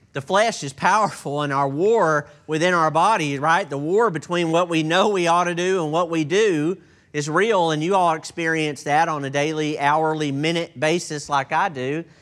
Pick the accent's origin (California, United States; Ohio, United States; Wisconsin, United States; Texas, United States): Texas, United States; I'm from Texas, and I'm not sure that I qualify as a native English speaker